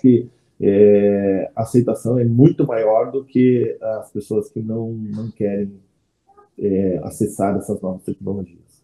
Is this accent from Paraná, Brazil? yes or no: yes; Campo Largo, Paraná, Brazil; Nasci em Campo Largo, cidade metropolitana de Curitiba. Me criei lá